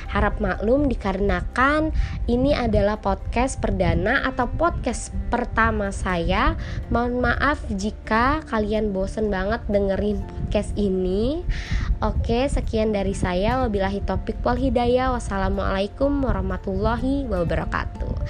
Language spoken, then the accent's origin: Indonesian; Bandar Lampung, Lampung, Indonesia; berasal dari Bandar Lampung, kelompok 55.